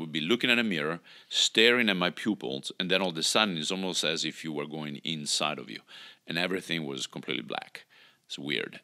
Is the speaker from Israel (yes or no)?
no; Italy; moved away; I grew up in Italy, obviously, with, you know, the institutional religion there